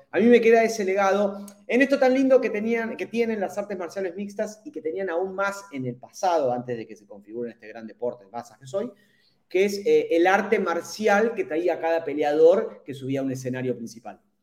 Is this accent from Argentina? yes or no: yes; Argentina